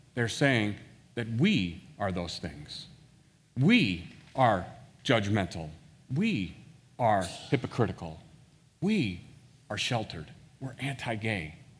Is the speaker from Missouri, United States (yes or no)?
yes; Washington, Missouri, United States; also born or lived in St. Louis, Missouri; I actually grew up in a town west of Saint Louis called Washington, Missouri